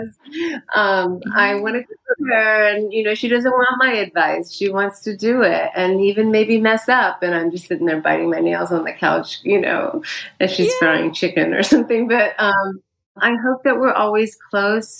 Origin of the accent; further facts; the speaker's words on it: United States; also born or lived in India; I grew up 25% of my childhood was spent in India, because while I've been here since I was four and went mostly through the American school system